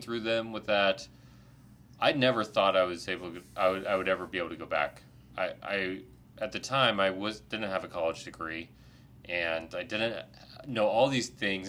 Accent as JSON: {"language": "English", "region": "Ohio", "country": "United States", "tie": "born or raised there", "said": "I'm also grew up in Ohio"}